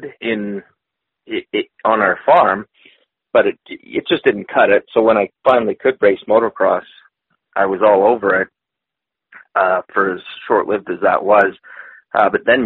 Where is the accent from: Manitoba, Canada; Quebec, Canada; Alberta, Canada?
Manitoba, Canada; growing up in Manitoba, you know what our riding season's like